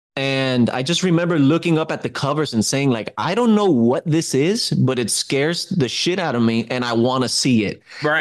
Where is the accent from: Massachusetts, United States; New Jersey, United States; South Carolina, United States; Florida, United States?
Florida, United States; Miami; I was born in Miami